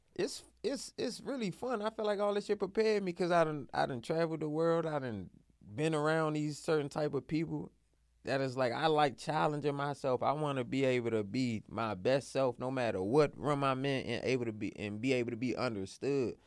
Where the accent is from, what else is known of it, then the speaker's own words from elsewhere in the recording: Washington, District of Columbia, United States; I'm from Southeast.